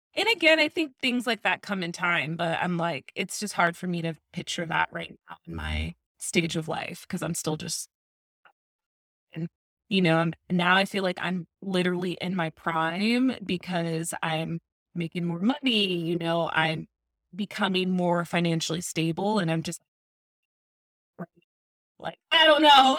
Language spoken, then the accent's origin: English; Tucson, Arizona, United States; now in Phoenix, United States; I also live in Phoenix, but born and raised in Tucson